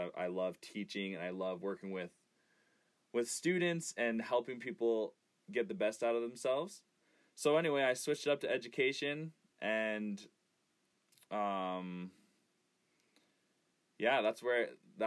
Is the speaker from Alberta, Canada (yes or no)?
yes; Raymond, Alberta, Canada; I grew up in Raymond. I went to Raymond High School